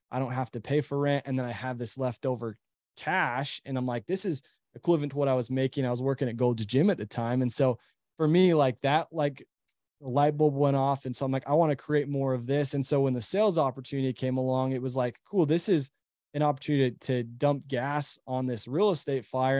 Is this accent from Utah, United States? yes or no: yes; Utah, United States; we live in Utah, we're from Utah